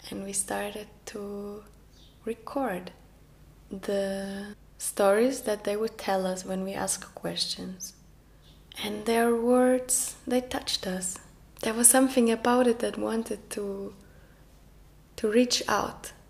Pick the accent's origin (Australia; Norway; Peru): Norway; first language Norwegian; English is a second language; I started to sing in my mother tongue, uh, which is Norwegian.